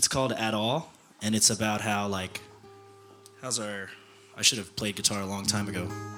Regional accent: Georgia, United States; I'm from Georgia. I'm passing through on tour

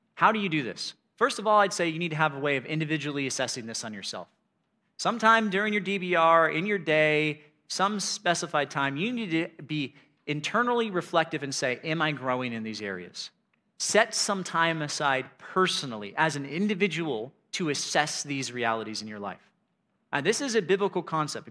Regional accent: United States; I'm an American

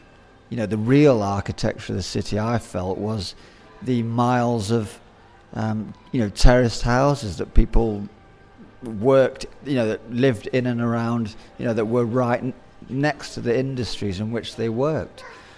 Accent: Zimbabwe; born there; My parents left the UK to go and work overseas, and I was born in Rhodesia. And I came over here every 3 years for the family holiday.

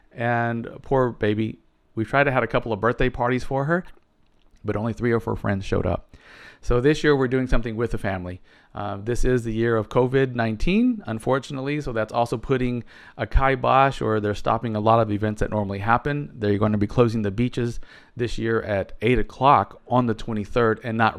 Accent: United States; moved away as an adult; now in Barcelona, Spain

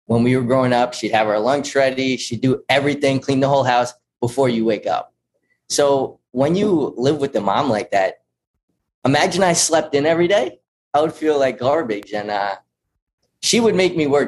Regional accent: Patchogue, New York, United States; now in Rochester, United States; I'm from Patchogue, New York, which is down on Long Island, not Rochester. I grew up in Patchogue.

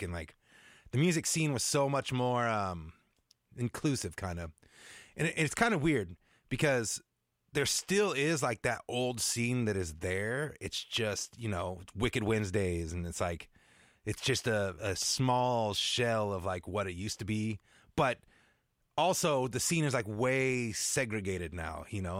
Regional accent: Seattle, Washington, United States; moved away as an adult; I grew up in the Seattle area

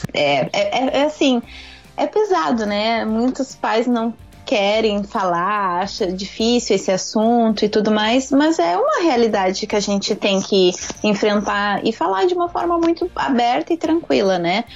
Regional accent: Porto Alegre, Rio Grande do Sul, Brazil; moved away as an adult; now in Japan; eu sou gaúcha de Porto Alegre

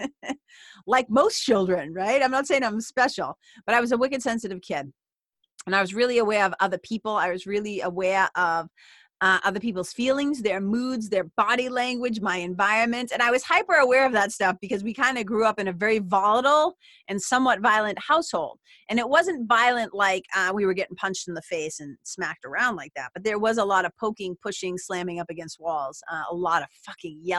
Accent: Lawrence, Massachusetts, United States; where I grew up in Lawrence, Massachusetts

